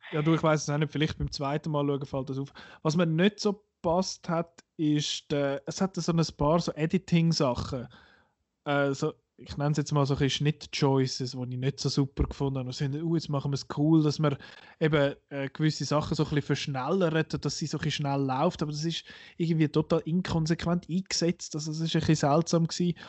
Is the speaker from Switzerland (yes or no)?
yes; Switzerland; für uns als Schweizer